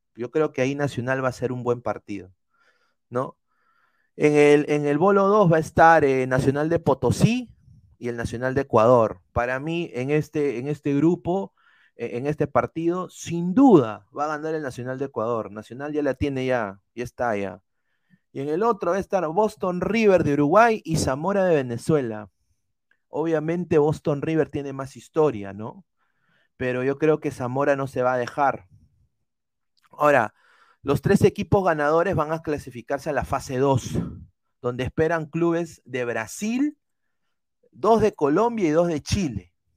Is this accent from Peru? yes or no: yes; Peru